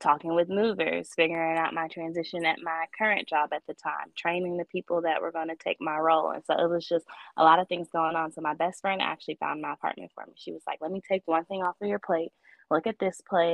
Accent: Chicago, Illinois, United States; moved away as an adult; also born or lived in Louisville; now in Charlotte, United States; I'm originally from Chicago

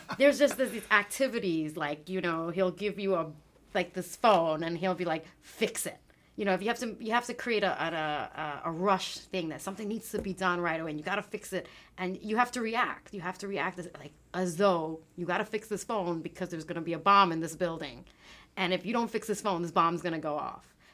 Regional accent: Queens, New York, United States; I'm from Queens. I'm from Queens. You know.

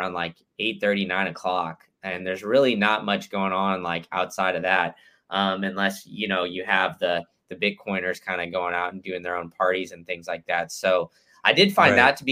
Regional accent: United States; also born or lived in Memphis, Tennessee; growing up in the States.

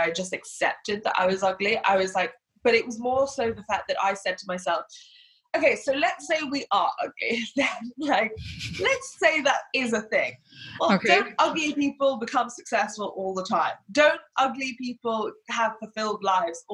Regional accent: Hong Kong; born or raised there; now in England, United Kingdom

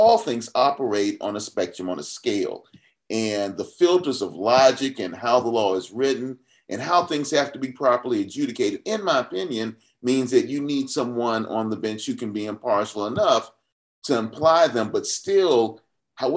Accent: Atlanta, Georgia, United States; I'm Southwest Atlanta, born and bred

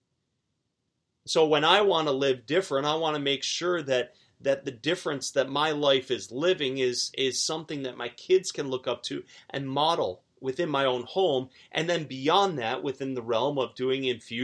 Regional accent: Williamsville, New York, United States; I grew up outside of Buffalo, a town called Williamsville.

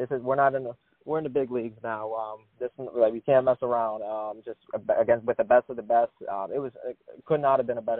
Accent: Metairie, Louisiana, United States; I'm from Metairie, Louisiana, so about 5 minutes outside, 5-10 minutes outside of Fairgrounds

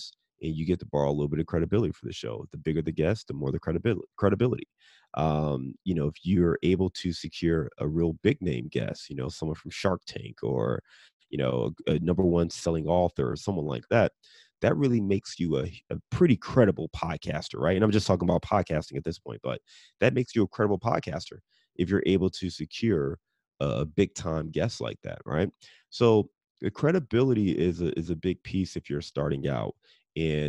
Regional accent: Cleveland, Ohio, United States; I'm born and raised in Cleveland

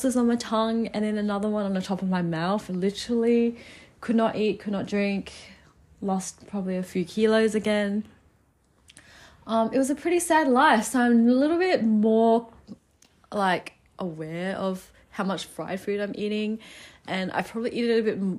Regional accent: South Australia, Australia; moved away as an adult; also born or lived in Adelaide, South Australia; now in Melbourne, Australia; I am from South Australia originally and I moved to Melbourne back in August during the big black pandemic

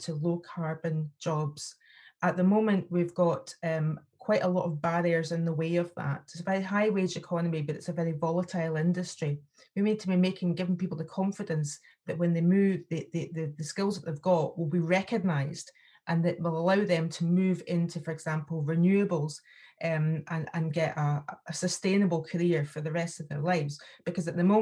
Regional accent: Aberdeenshire, Scotland, United Kingdom; I'm from Aberdeenshire

